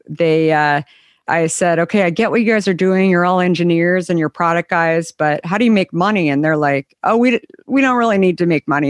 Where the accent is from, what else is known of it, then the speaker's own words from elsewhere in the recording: Scottsdale, Arizona, United States; also born or lived in Minneapolis; grew up in Arizona